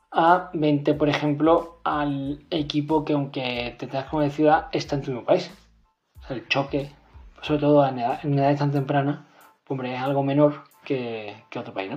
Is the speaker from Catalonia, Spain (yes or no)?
no; Málaga, Andalusia, Spain; soy de Málaga